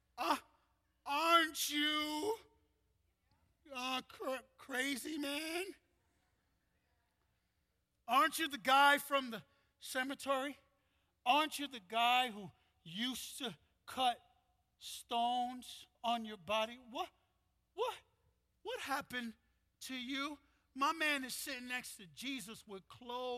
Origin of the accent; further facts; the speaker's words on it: New York City, New York, United States; I'm half Puerto Rican, half Dominican. I'm from Brooklyn, New York